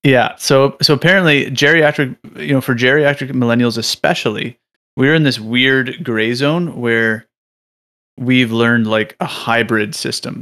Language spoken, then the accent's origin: English; Canada; in Canada, since we're, we're like your little neighbor